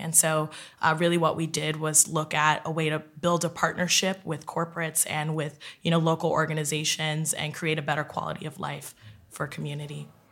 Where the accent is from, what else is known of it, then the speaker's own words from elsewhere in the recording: West Orange, New Jersey, United States; now in New York City, United States; I'm originally from West Orange, New Jersey. I currently live in New York City